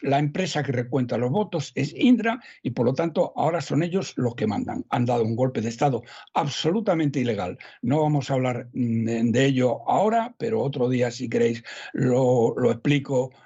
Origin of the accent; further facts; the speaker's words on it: Salamanca, Castile and León, Spain; Eso en mi pueblo, don César, que somos gente muy leída, ¿eh? los ah. de Salamanca, somos gente muy leída